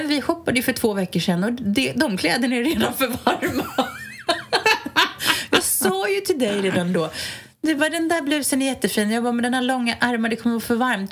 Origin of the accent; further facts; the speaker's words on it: Stockholm, Stockholm County, Sweden; Jag är ju stockholmare i, i benmärgen